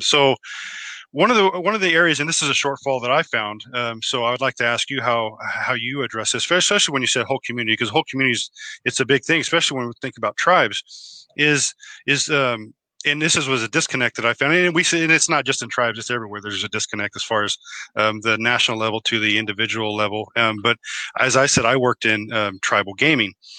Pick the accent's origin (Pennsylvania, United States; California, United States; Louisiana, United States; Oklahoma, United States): Oklahoma, United States; I was born in Oklahoma and I am a member of the uh, Choctaw tribe